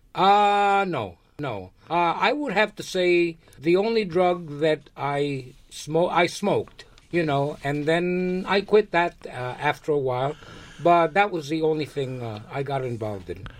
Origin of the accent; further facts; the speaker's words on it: New York, United States; also born or lived in Lares, Puerto Rico; I was born in Puerto Rico. I was born in a small town called Lares. And uh, I came to America when I was five years old, so I really didn't get a chance to live much in Puerto Rico. Uh, but when I came to New York, I got into the educational system here